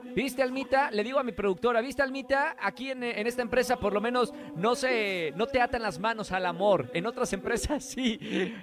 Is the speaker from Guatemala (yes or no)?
no; Monterrey, Nuevo León, Mexico; Monterrey, de donde soy, del norte